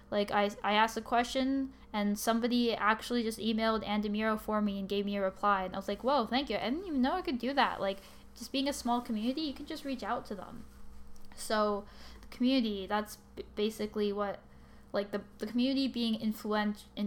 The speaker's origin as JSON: {"language": "English", "country": "Canada", "said": "I'm also Canadian"}